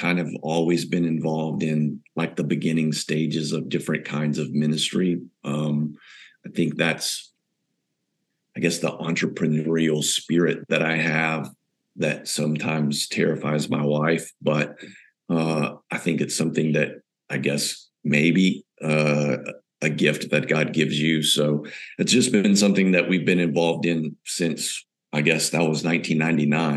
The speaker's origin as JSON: {"language": "English", "area": "the South of the U.S.", "region": "Texas", "country": "United States", "tie": "born or raised there", "moved": "as an adult", "lives_now": "São Paulo, Brazil", "said": "growing up in the South part of the U.S."}